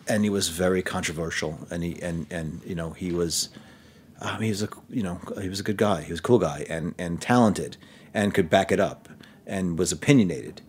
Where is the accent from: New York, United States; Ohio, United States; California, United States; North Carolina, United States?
New York, United States; New York City; moved away as an adult; also born or lived in Manhattan, New York; I'm from Brooklyn, and I've lived in Manhattan since college